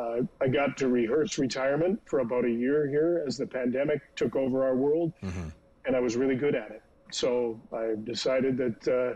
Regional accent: Fort St. John, British Columbia, Canada; also born or lived in Dawson Creek; I grew up in Fort St. John ostensibly and went to Central Elementary School, Bert Bowes Junior Secondary, graduated from North Peace. So yeah, I was Fort St. John through and through.

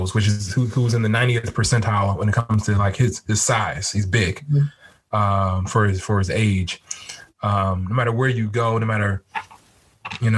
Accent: California, United States; now in Washington, D.C., United States; I'm from California originally.

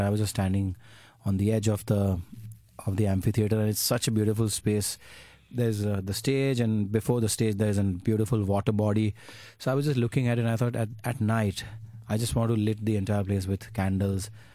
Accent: Ahmedabad, Gujarat, India; moved away as an adult; I'm from Ahmedabad.

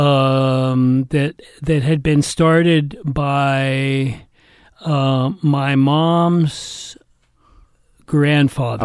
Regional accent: Atherton, California, United States; I was brought up in Northern California

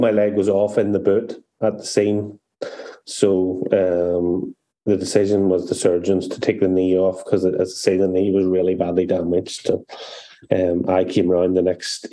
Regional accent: County Antrim, Northern Ireland, United Kingdom; I'm from County Antrim in the north of this great island

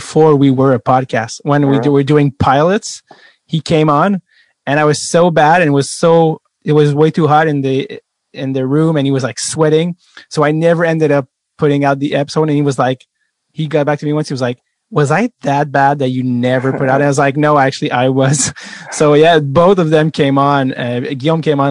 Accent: Montreal, Quebec, Canada; English is a second language; where are you from? And I say Montreal

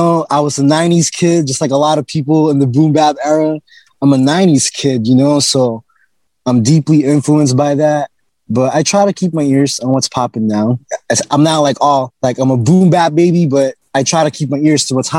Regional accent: Oxnard, California, United States; also born or lived in Philippines; I was born in Philippines, but I moved to Oxnard when I was like 10 after my mom split up and my mom and dad split up.

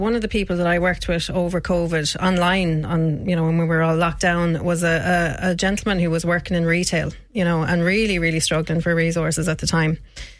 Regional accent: Shannon, County Clare, Ireland; So I'm from Shannon originally.

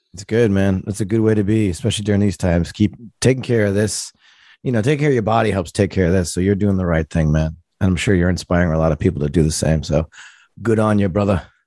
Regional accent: Providence, Rhode Island, United States; I grew up in Providence, Rhode Island

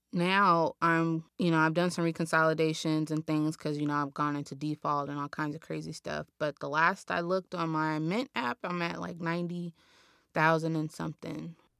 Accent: Los Angeles, California, United States; I was born and raised here in South Los Angeles

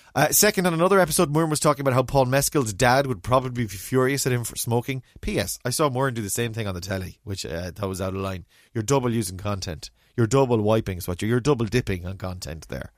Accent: Mayo, Connacht, Ireland; also born or lived in Galway; I remember growing up in Mayo

